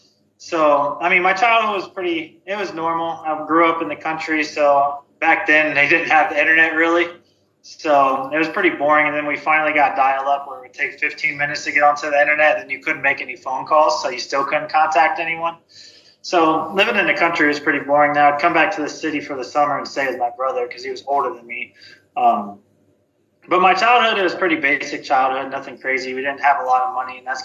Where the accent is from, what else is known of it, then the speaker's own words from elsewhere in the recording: Ohio, United States; I'm from Ohio